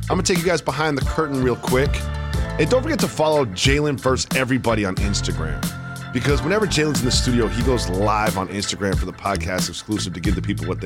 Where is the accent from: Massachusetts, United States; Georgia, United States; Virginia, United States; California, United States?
Massachusetts, United States; Western; also born or lived in New York; I was raised in Western Massachusetts, right? I went to New York University.